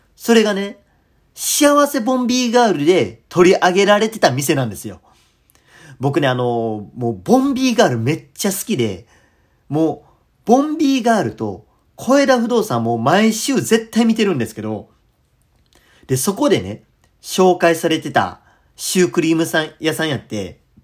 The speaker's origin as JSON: {"language": "Japanese", "town": "Kadoma", "region": "Osaka", "country": "Japan", "tie": "born or raised there", "said": "僕の出身である門間やったら"}